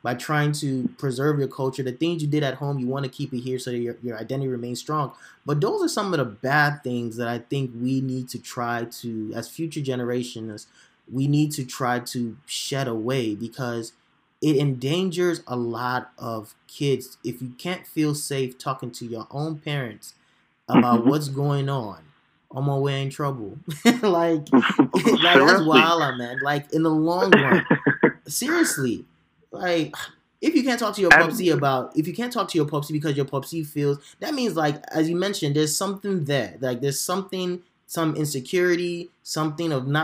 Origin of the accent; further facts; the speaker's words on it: Chicago, Illinois, United States; I grew up in Chicago as well. So we're all Chicagoans.